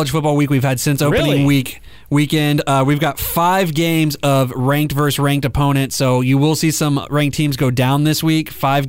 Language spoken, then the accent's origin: English; Oklahoma, United States; I'm from Oklahoma.